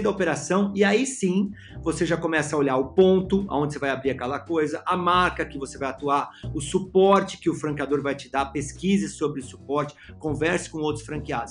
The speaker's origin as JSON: {"language": "Portuguese", "region": "São Paulo", "country": "Brazil", "said": "Eu sou de São Paulo"}